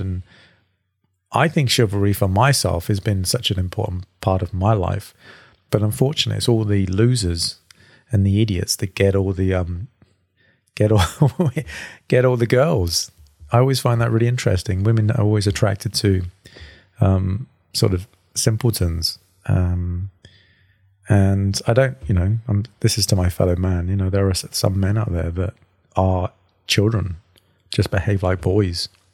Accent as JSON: {"language": "English", "region": "England", "country": "United Kingdom", "moved": "yes", "lives_now": "Sydney, Australia", "said": "an Englishman"}